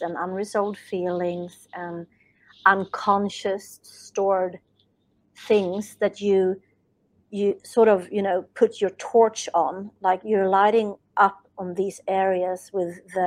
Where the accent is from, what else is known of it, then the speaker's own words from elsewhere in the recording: Sweden; English is a second language; English is not my native language, as I'm from Sweden